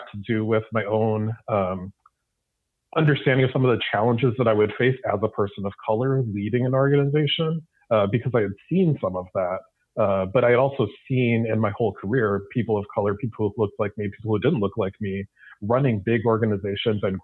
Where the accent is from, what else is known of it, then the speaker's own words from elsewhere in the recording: Milwaukee, Wisconsin, United States; I grew up in Milwaukee, Wisconsin